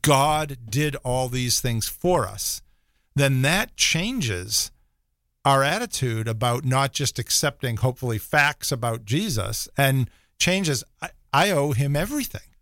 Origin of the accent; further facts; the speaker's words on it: Rockport, Massachusetts, United States; moved away; I grew up in a little town called Rockport, north of Boston.